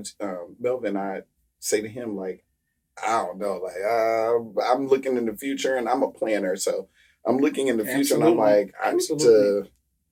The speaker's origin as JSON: {"language": "English", "region": "Midwest", "country": "United States", "moved": "as an adult", "lives_now": "Philadelphia, United States", "said": "I'm from the Midwest"}